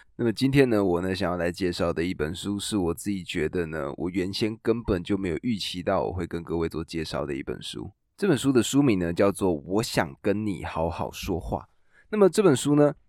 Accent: Taiwan; 我们台湾人

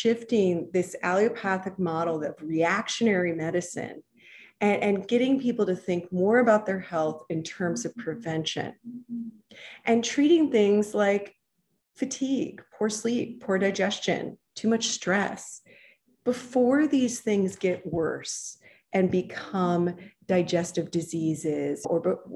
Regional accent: Seattle, Washington, United States; I grew up in Seattle

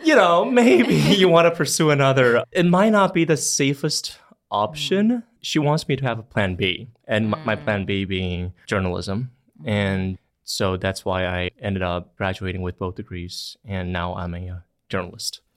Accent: Longtan, Taoyuan, Taiwan; first language Mandarin Chinese; English is a second language; I came from Longtan Xiang. It's in Taoyuan.

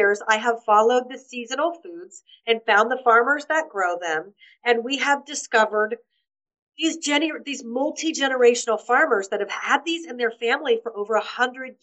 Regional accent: United States; moved away as an adult; now in Malta; I'm an American author

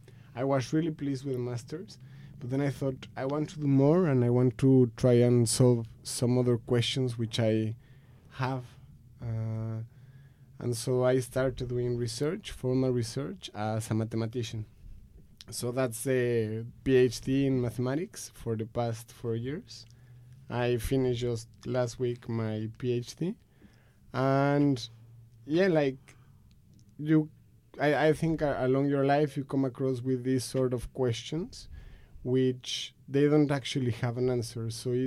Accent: Mexico; English is a second language; moved away as an adult; First things first is that I'm from Mexico and I grew up there. I lived there for 20-something years.

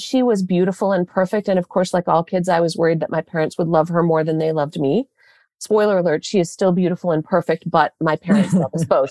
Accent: southwestern Michigan, United States; I grew up in southwestern Michigan

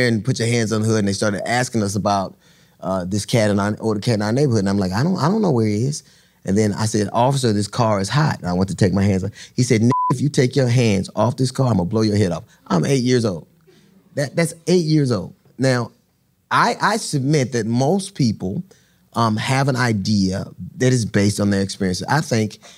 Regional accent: Los Angeles, California, United States; I grew up in Los Angeles. When I grew up in Los Angeles

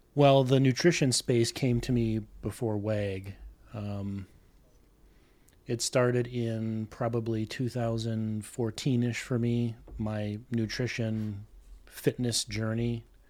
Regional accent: South Milwaukee, Wisconsin, United States; accent: Midwestern; I've been here all my life, born and raised, uh, South Milwaukee, which is southeastern Wiscon-

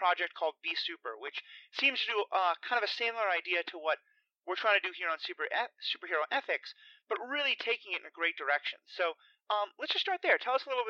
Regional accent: Wisconsin, United States; here in my home state of Wisconsin

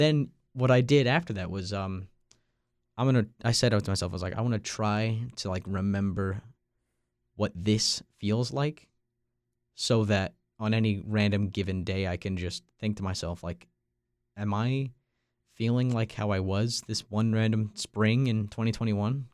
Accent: Long Island, New York, United States; moved away as an adult; also born or lived in North Carolina; I'm from Long Island, New York.

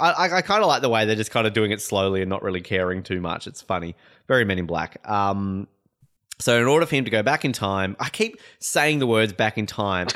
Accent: Hobart, Tasmania, Australia; I'm from Hobart.

